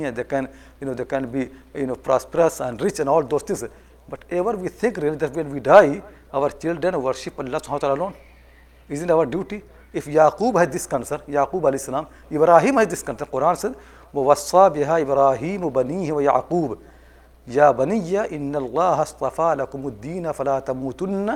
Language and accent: English; India; I'm coming from India